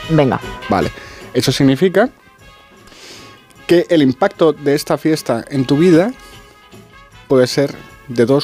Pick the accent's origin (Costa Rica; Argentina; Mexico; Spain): Spain; Y como los españoles no vamos a ser menos que los británicos, vamos a dar esa cifra por buena.